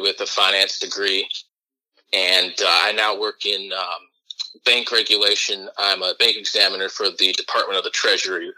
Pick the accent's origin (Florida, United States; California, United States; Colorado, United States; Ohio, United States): Ohio, United States; Dublin; I grew up in Dublin, a suburb of Columbus